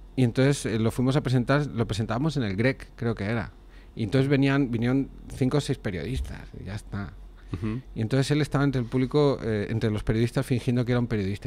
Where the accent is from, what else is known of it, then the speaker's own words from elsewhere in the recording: Cardona, Catalonia, Spain; en, mi pueblo, en Cardona